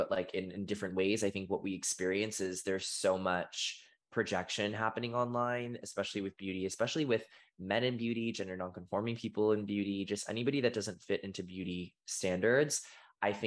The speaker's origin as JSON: {"language": "English", "town": "Boston", "region": "Massachusetts", "country": "United States", "tie": "born or raised there", "said": "I grew up in Boston, Massachusetts"}